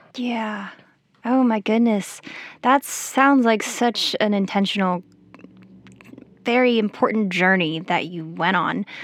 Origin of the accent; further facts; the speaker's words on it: Colorado, United States; I grew up in Colorado where similar things happen.